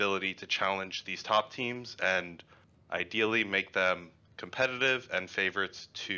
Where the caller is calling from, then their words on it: Houston, Texas, United States; Houston, Texas.